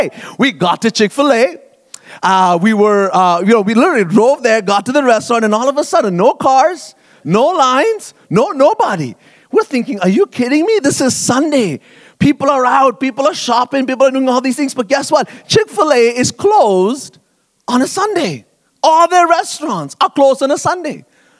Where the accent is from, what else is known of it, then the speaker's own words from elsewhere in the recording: Bahrain; moved away as an adult; now in Canada; And I grew up in the Middle East, actually, in Bahrain, a tiny little island in the Arabian Gulf, and lived there for 18 years and then moved to Canada to come to Bible college and so on.